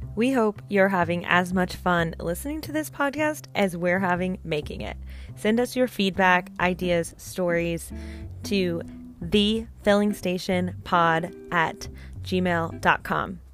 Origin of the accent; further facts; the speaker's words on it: Springfield, Missouri, United States; moved away; since I moved away from Springfield, Missouri, which is where we grew up.